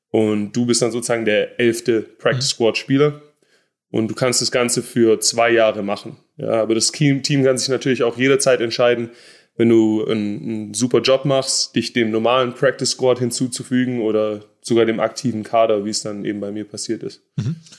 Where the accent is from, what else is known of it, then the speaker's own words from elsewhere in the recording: Stuttgart, Baden-Württemberg, Germany; moved away as an adult; also born or lived in Jacksonville, Florida; now in United States; ich bin in Stuttgart aufgewachsen